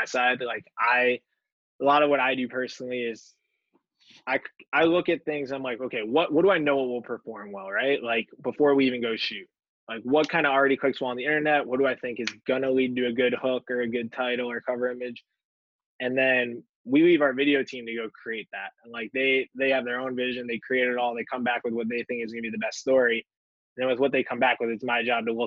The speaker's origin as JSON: {"language": "English", "area": "Westchester County", "region": "New York", "country": "United States", "tie": "born or raised there", "said": "I'm from Westchester"}